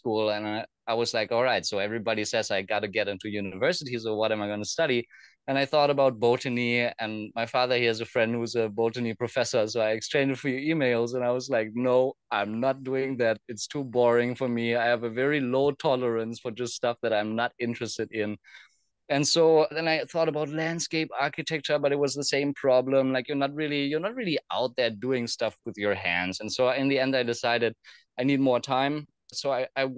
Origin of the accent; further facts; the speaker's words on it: Germany; moved away; also born or lived in Thailand; I grew up in Germany